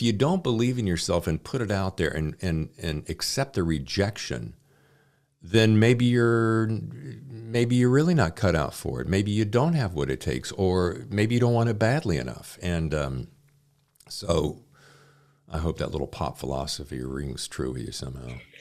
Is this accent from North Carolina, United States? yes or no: yes; Charlotte, North Carolina, United States; moved away as an adult; now in New York, United States; I grew up in Charlotte